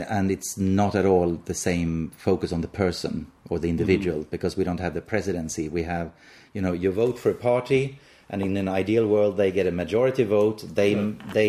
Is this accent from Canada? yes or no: no; United States; So I say elevator as an American